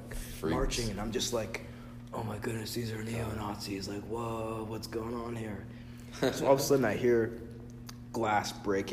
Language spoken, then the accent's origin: English; United States; I can't go back to Africa because I've never been there because I'm from America.